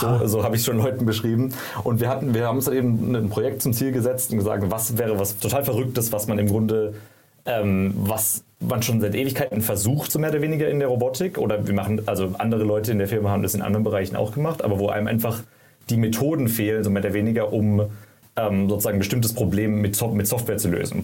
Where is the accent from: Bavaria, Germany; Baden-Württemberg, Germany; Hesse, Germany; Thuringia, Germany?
Baden-Württemberg, Germany; Karlsruhe; moved away as an adult; also born or lived in San Francisco; ich komme ursprünglich aus Karlsruhe, habe da studiert